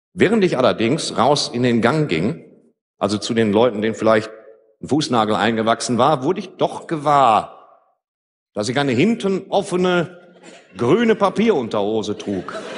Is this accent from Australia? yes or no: no; Ruhr area, North Rhine-Westphalia, Germany; Bei uns im Ruhrgebiet